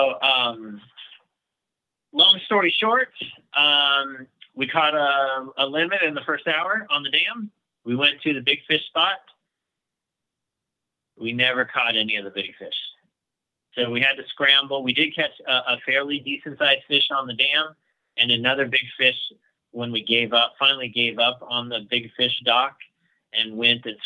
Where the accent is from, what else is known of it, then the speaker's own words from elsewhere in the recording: Kansas, United States; we're from Kansas